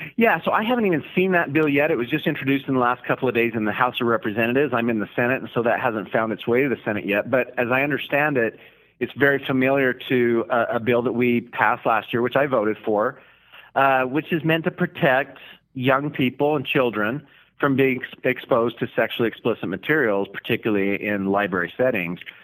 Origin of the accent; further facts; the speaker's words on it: Declo, Idaho, United States; coming from a rural community, I'm from Declo, Idaho